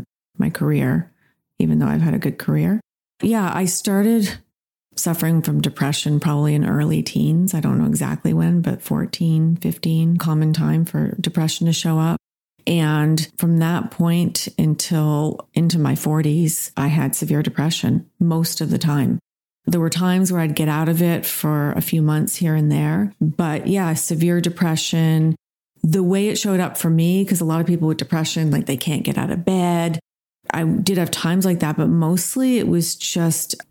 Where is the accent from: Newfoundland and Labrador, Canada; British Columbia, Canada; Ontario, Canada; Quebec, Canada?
Ontario, Canada; Toronto; now in Rough and Ready, United States; I grew up in Toronto, and I feel like I grew up in the best place on the planet at the time